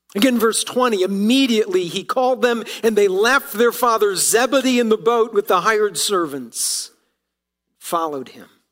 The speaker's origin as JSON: {"language": "English", "region": "Ohio", "country": "United States", "tie": "born or raised there", "moved": "yes", "said": "being from Ohio, uh, I still root for my hometown team as I was growing up."}